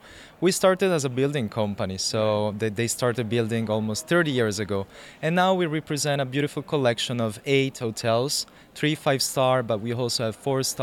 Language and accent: English; Aggius, Sardinia, Italy; I come from Adjus, which is a very, very unique, small, 1,500 inhabitants.